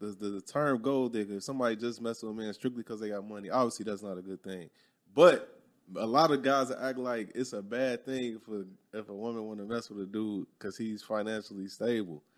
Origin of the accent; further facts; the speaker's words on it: Chicago, Illinois, United States; moved away as an adult; growing up in Chicago, I was never around white people